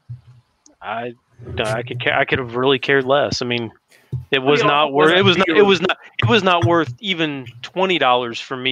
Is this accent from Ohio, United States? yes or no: yes; Cincinnati, Ohio, United States; I'm from Cincinnati